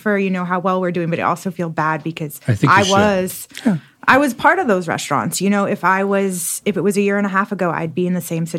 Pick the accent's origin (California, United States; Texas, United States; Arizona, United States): California, United States; now in Austin, United States; No, I'm originally from California, but I've lived all over the, okay, United States. So I made my way here about 5 years ago